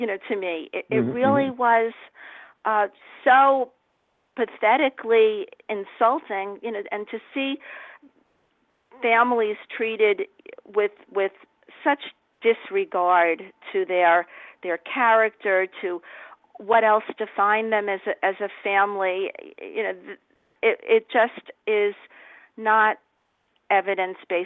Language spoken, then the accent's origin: English; New York, United States; I'm from New York